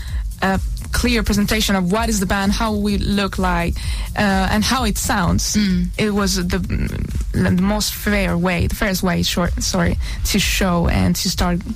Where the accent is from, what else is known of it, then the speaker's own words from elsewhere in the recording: Madrid, Community of Madrid, Spain; also born or lived in Tenerife, Spain / Toulouse, France / Paris, France; now in London, United Kingdom; I was born in Tenerife. in Spain. Great. And my mom was born in Paris. And I've lived most of my life in Madrid.